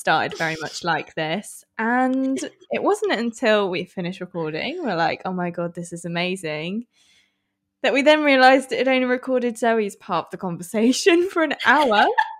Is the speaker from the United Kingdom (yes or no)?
yes; Midlands, United Kingdom; I'm originally from the Midlands